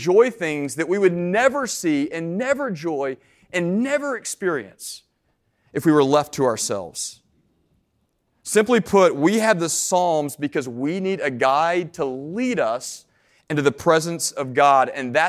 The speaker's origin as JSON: {"language": "English", "town": "Nashville", "region": "Tennessee", "country": "United States", "tie": "born or raised there", "said": "I grew up in Middle Tennessee in Nashville, went to school in East Tennessee."}